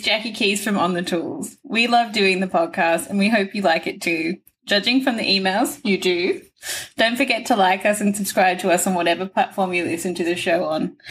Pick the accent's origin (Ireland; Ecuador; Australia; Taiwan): Australia; Newcastle, New South Wales; moved away; I grew up in Newcastle